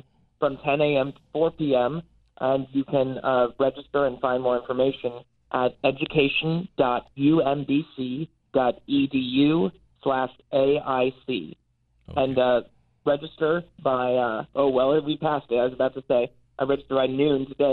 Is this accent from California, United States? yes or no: no; Ohio, United States; also born or lived in Nashville, Tennessee; now in Maryland, United States; I'm from Ohio originally, but I did my bachelor's at Vanderbilt in Nashville, Tennessee, but have found my way to Maryland